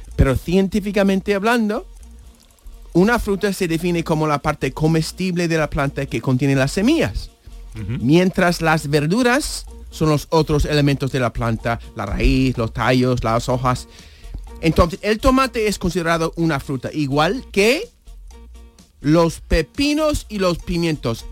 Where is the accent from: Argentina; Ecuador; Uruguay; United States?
United States; New York; Spanish is a second language; now in Spain; me crié en Nueva York